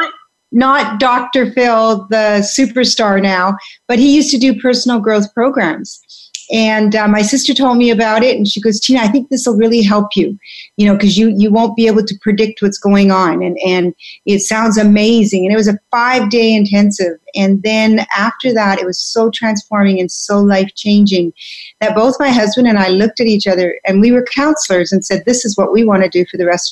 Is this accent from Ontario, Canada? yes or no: no; Vancouver, British Columbia, Canada; also born or lived in Belgium; I was born in Belgium, but I grew up in Canada, Vancouver